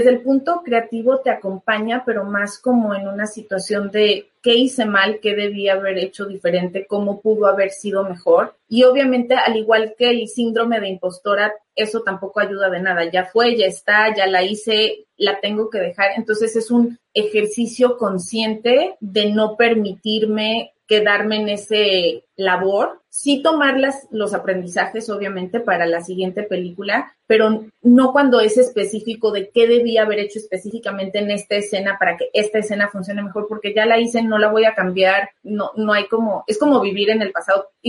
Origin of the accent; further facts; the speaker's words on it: Mexico; Adriana Barraza y yo somos mexicanas, por fin llega a nuestro país